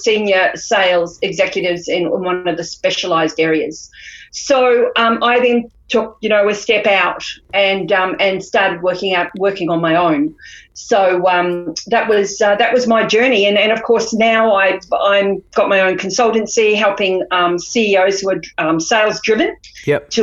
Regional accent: New Zealand; moved away as an adult; also born or lived in Queensland, Australia / Melbourne, Australia; now in Australia; I came across from New Zealand when I was 18 and hit the shores of Queensland

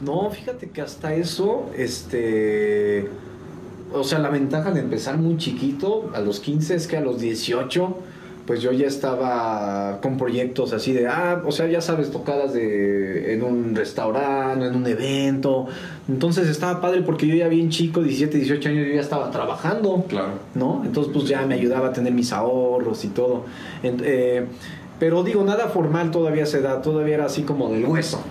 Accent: San Juan del Río, Querétaro, Mexico; also born or lived in Mexico City; nacido en la Ciudad de México, pero a los días me vine para San Juan del Río

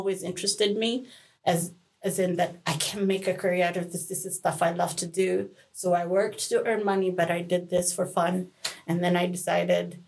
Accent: Kenya; also born or lived in United States; now in Lund, Sweden; I am from Kenya via the US

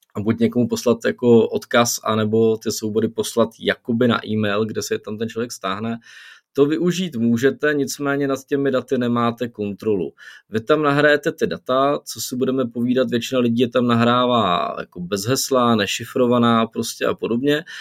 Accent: Czechia; u nás v Čechách

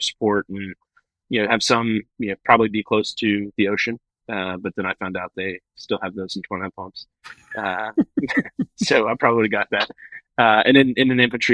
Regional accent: Jacksonville, Florida, United States; born and raised in Jacksonville, in and around Jacksonville

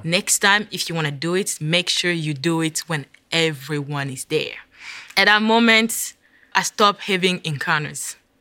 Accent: DR Congo; moved away as an adult; also born or lived in Virginia; now in United States; I am originally from the Democratic, Democratic Republic of Congo

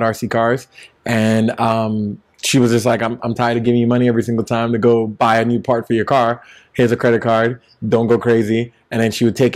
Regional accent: New York City, New York, United States; I grew up in Brownsville

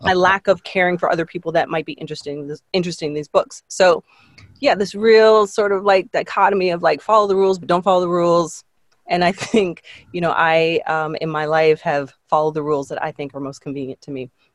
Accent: Toronto, Ontario, Canada; I grew up in Canada. We were living in a, a suburb west of Toronto, and we ended up moving back into the city

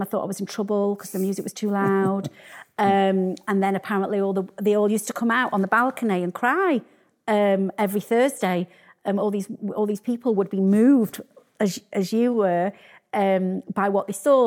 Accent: Sheffield, Yorkshire and the Humber, United Kingdom; I'm from Sheffield

